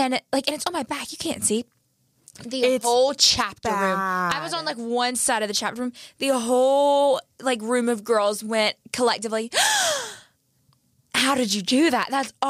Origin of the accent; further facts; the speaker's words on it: Georgia, United States; I'm from Georgia